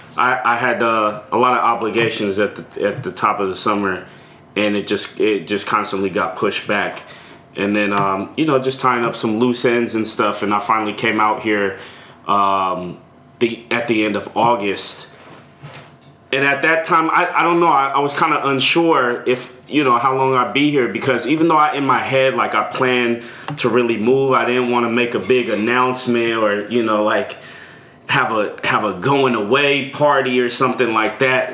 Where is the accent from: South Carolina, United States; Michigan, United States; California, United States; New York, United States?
California, United States; Richmond; also born or lived in Orinda, California; I grew up in the East Bay my whole life